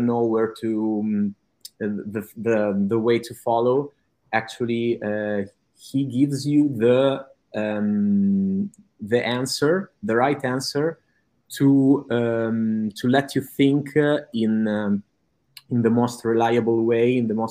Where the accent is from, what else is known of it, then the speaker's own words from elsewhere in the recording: Italy; English is a second language; I'm from Italy and I live in Italy